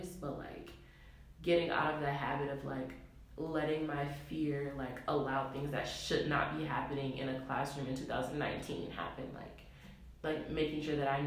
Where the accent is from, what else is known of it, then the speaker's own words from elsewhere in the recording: Detroit, Michigan, United States; moved away as an adult; now in Evanston, United States; I came to Northwestern from Detroit